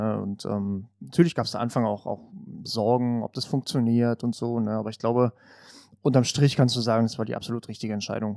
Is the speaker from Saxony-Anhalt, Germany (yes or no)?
no; Finsterwalde, Brandenburg, Germany; die Heimatstadt, also Finsterwalde, heißt Sängerstadt tatsächlich